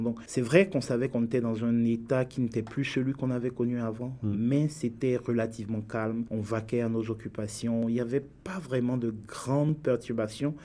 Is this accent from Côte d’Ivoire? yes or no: yes; Bouaké, Vallée du Bandama, Côte d’Ivoire; moved away as an adult; also born or lived in Abidjan, Côte d'Ivoire / Lyon, France; now in Canada; je suis né en Côte d'Ivoire, j'ai grandi en Côte d'Ivoire